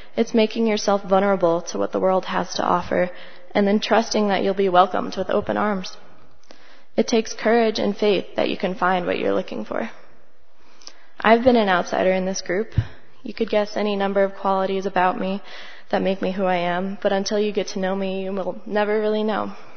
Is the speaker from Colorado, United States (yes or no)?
yes; Longmont, Colorado, United States; also born or lived in Grand Junction; I was born and raised here in Longmont